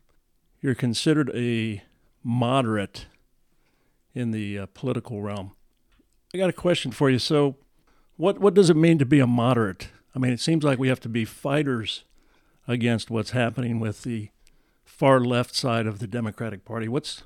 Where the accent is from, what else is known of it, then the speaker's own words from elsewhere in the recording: Reno, Nevada, United States; As you know, I grew up in Reno, Nevada. My father was stationed in the Air Force up there at Stead Air Force Base. And I've got a lot of fond memories of Reno, my childhood.